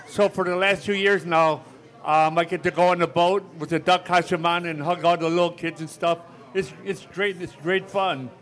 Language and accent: English; Elmhurst, Illinois, United States; I'm from Elmhurst, Illinois.